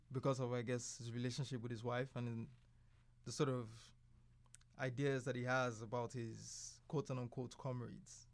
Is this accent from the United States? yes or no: no; Nigeria; I'm Nigerian